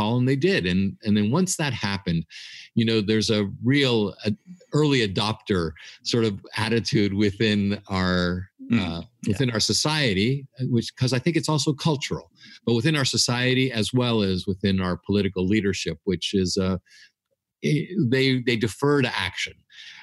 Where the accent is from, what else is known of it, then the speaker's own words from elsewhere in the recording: United States; my wife and I are Greek Americans, meaning we're born and raised in the United States, but our parents came from Greece